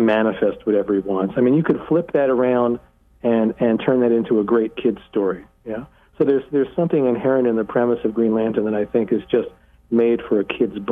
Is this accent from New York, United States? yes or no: yes; New York City, New York, United States; I grew up in Brooklyn